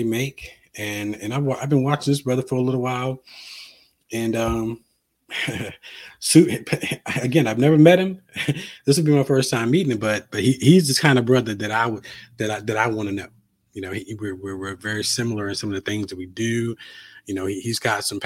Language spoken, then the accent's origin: English; Halifax, Virginia, United States; moved away as an adult; also born or lived in Blacksburg, Virginia / Atlanta / Raleigh; I grew up in Southern Virginia. My hometown is Halifax, Virginia.